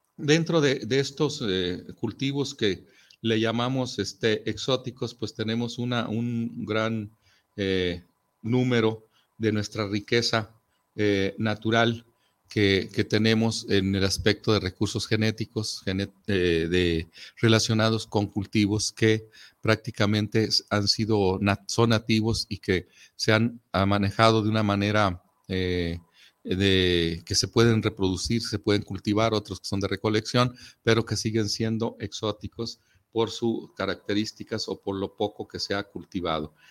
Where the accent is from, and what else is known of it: Mexico